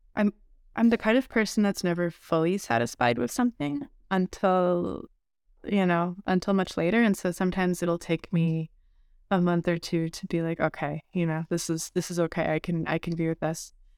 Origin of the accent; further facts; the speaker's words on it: Montreal, Quebec, Canada; I'm from Montreal